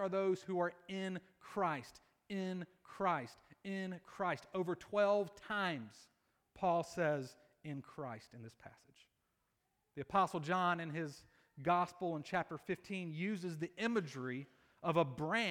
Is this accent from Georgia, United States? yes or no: yes; Columbus, Georgia, United States; I'm from Columbus, Georgia. I went to Pacelli High School